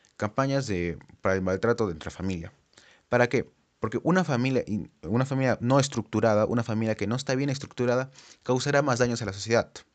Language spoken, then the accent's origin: Spanish; Peru; como sociedad peruana